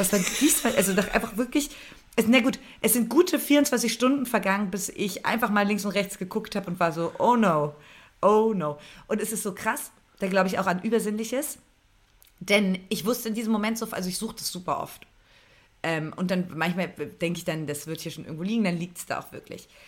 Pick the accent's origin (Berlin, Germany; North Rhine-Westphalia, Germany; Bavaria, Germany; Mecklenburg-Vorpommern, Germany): Berlin, Germany; ich bin ja ähm, ge geboren in Berlin.